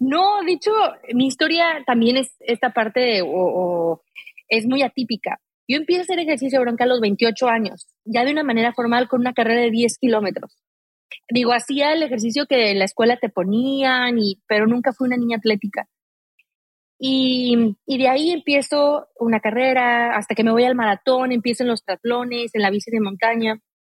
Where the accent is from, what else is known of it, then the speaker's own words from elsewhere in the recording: Aguascalientes, Mexico; yo soy de Aguascalientes, eh, donde no hay montañas